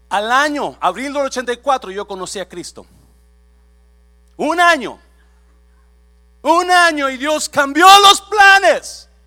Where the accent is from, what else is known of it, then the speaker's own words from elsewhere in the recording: Mexico; moved away as an adult; now in United States; Yo recuerdo exactamente cuando me vine para acá de México, así como muchos de su país se vinieron con la ilusión y sus planes